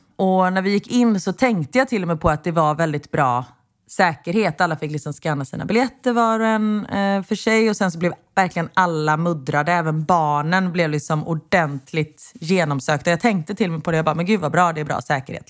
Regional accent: Sweden; now in Belgium; vi är svenskar

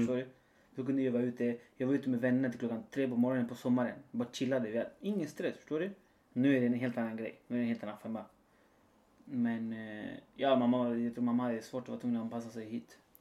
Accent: near Valparaíso, Chile; now in Sweden; När jag var liten i alla fall. Utanför Valparaiso där jag kommer ifrån. Chile.

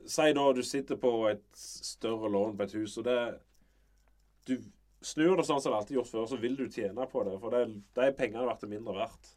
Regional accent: Varhaug, Rogaland, Norway; also born or lived in Sirevåg; Jeg er jo egentlig fra Varhaug, men vi bodde der i ti år

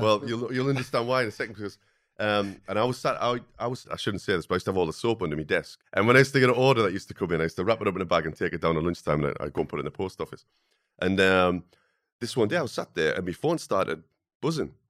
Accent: the Northeast, North East England, United Kingdom; growing up in the Northeast where, when I wa, you know, was at school, no one ever talked about going to university

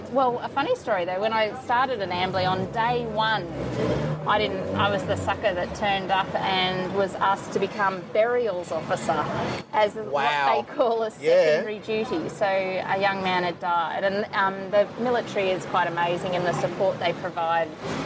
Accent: Victoria, Australia; born there; I was born in Victoria.

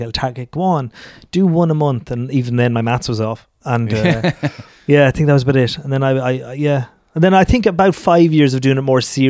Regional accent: Tullamore, County Offaly, Ireland; No, I'm an Offaly man. I'm from Tullamore.

